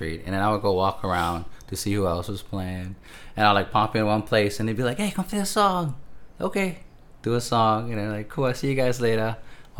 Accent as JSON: {"language": "English", "town": "Honolulu", "region": "Hawaii", "country": "United States", "moved": "yes", "said": "I'm originally from Honolulu, Hawaii."}